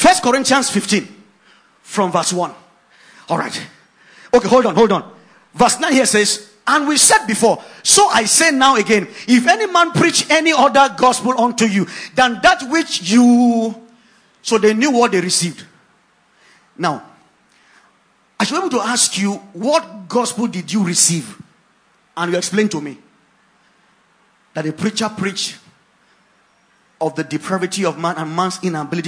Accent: Ogoja, Cross River, Nigeria; I grew up in Ogoja

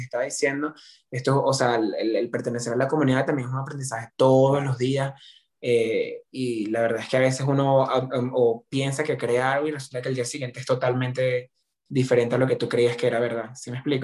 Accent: Venezuela

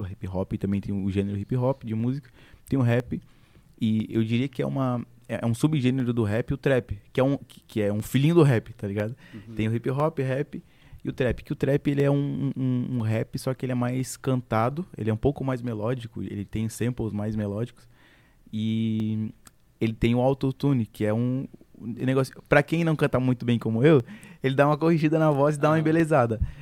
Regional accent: Uruguaiana, Rio Grande do Sul, Brazil; now in Florianópolis, Brazil; nasci no Rio Grande do Sul é, uruguaiana, mano. Nasci em Uruguaiana.

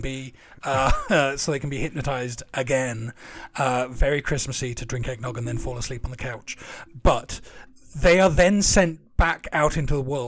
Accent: near Tunbridge Wells, South East England, United Kingdom; I grew up near Tunbridge Wells.

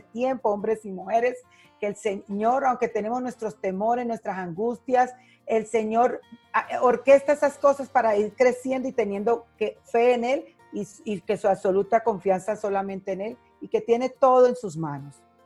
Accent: Cali, Valle del Cauca, Colombia; moved away as an adult; now in Mexico; En mi tierra Cali temblaba mucho desde chiquita fuerte

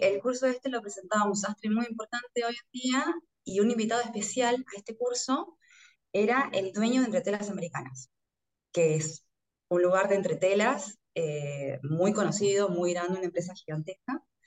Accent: Orán, Salta, Argentina; moved away as an adult; now in Buenos Aires, Argentina; yo soy de Orán, que es el norte de la provincia de Salta, como mucha gente del interior que tiene que viajar para estudiar. Eh, me vine a vivir acá a Buenos Aires

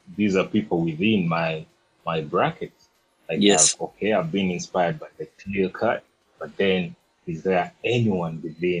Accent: Kampala, Uganda; I grew up in Bugos, Luzira, those areas

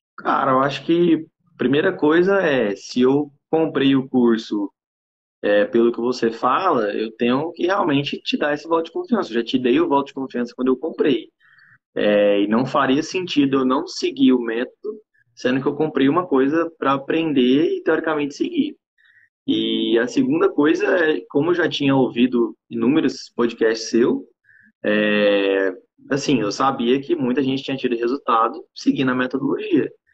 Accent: Goiânia, Goiás, Brazil; sou aqui de Goiânia, Goiás personal trainer

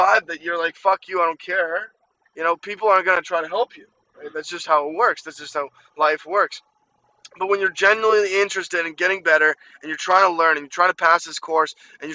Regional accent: Ukraine; moved away; I grew up in Ukraine

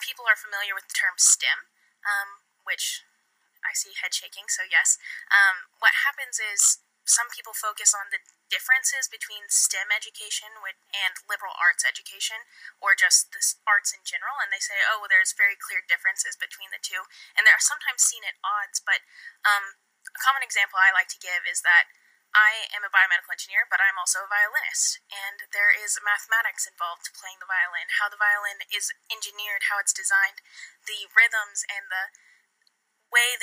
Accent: El Dorado, Kansas, United States; moved away as an adult; now in Wichita, United States; I am originally from El Dorado, but I currently reside in Wichita, attending Wichita State University

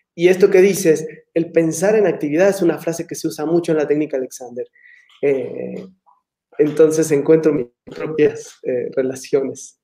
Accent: Argentina; moved away as an adult; ya hace muchos años que salí de Argentina

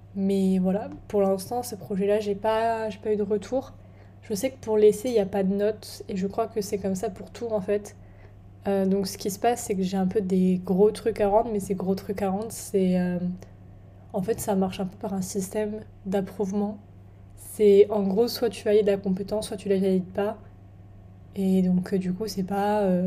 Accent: France; moved away as an adult; now in England, United Kingdom; chez moi en France

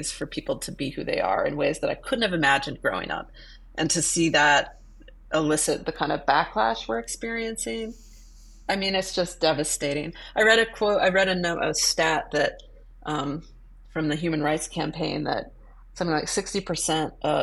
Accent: Boise, Idaho, United States; moved away as an adult; now in New York City, United States; when I was growing up in Boise, Idaho

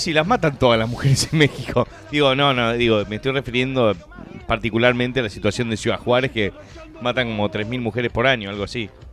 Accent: Uruguay; como uruguayos

